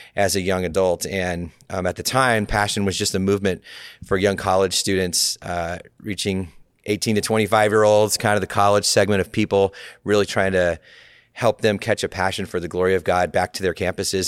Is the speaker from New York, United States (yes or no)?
no; California, United States; it's my home state